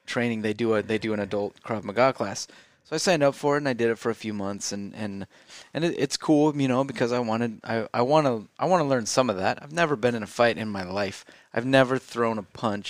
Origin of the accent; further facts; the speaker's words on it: St. Anthony, Idaho, United States; I grew up in St. Anthony, which is 3,000 people. There's one stoplight in the town.